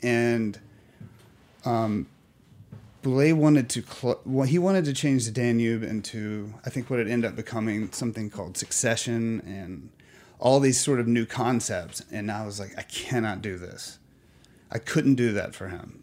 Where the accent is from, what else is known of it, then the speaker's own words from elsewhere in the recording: Alabama, United States; now in New York, United States; I'm from Alabama